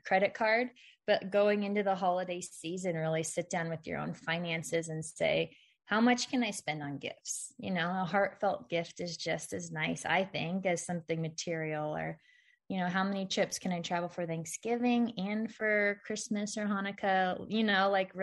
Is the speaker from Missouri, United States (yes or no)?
yes; Missouri, United States; when we grew up in Missouri, we did go to like our mom's cousin's house